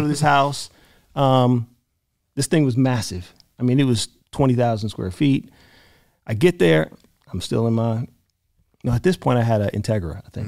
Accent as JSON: {"language": "English", "town": "Albany", "region": "Georgia", "country": "United States", "also_born_or_lived": "Atlanta, Georgia", "moved": "yes", "said": "I'm from Albany, Georgia, and then I moved to Atlanta."}